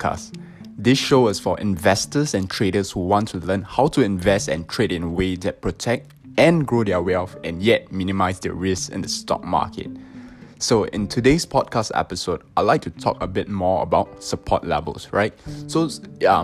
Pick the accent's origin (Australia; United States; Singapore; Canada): Singapore; So I'm from Singapore